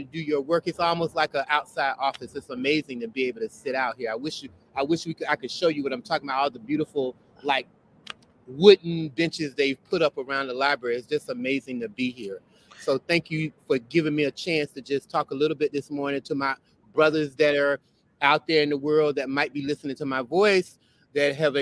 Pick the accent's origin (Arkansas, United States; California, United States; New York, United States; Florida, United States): Florida, United States; Belle Glade; now in Brooklyn, United States; I grew up in South Florida. I grew up in a little small town enclosed by sugarcane called Belleglade